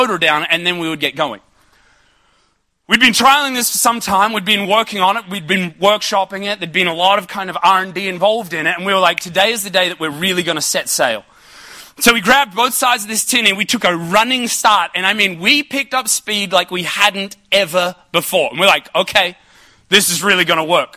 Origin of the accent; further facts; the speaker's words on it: Ipswich, Queensland, Australia; I grew up in Ipswich